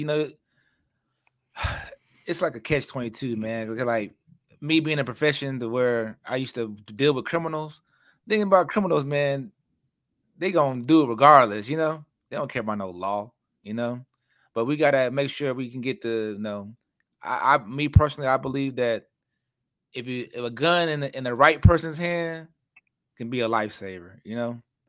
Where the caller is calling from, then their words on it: Texas, United States; and at least in Texas, I'm speaking from Texas